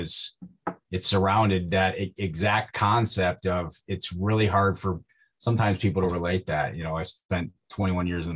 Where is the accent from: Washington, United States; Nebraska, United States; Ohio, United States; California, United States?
Ohio, United States; Northwest; I grew up in Northwest Ohio. I grew up on a farm.